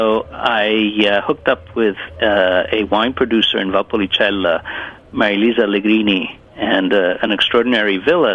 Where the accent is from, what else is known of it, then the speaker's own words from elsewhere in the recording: New York, United States; first language Italian; English is a second language; also born or lived in Italy; now in Sarasota, United States; my parents moved again to New York. And from that point on, I pretty much grew up in the States